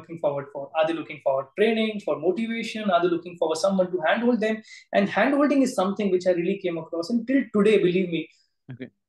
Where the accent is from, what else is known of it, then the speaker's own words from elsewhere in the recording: Surat, Gujarat, India; my town, Surat, where I'm born, brought up